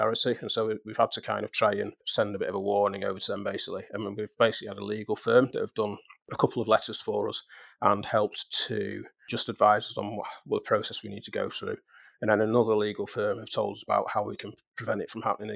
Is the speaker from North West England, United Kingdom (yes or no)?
yes; Manchester, North West England, United Kingdom; we were both from Manchester